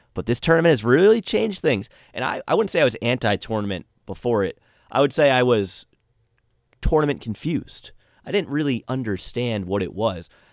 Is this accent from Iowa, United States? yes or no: no; New York area, United States; We're all from the New York area